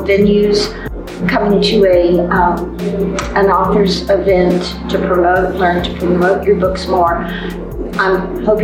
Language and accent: English; Hood County, Texas, United States; My hometown paper, which is the Hood County News and another county. We're about 80 miles from Dallas